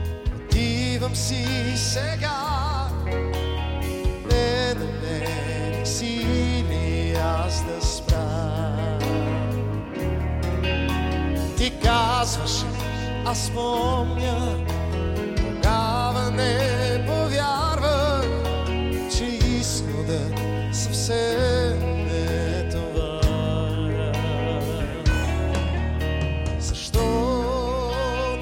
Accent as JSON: {"language": "English", "country": "United States", "said": "I'm coming from America."}